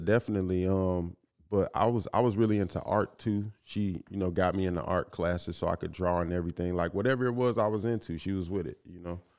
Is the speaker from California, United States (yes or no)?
yes; Inglewood, California, United States; growing up in Inglewood